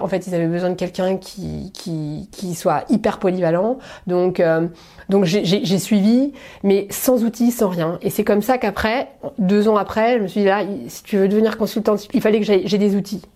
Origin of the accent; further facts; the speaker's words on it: Paris, Île-de-France, France; j'ai grandi à Paris, j'ai fait toute, mes, toute ma scolarité à Paris